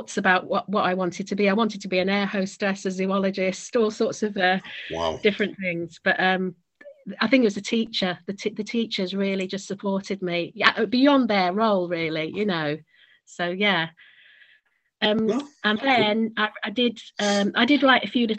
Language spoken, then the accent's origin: English; Manchester, North West England, United Kingdom; also born or lived in Australia / Cyprus; I was born in Australia, but I grew up a lot in Manchester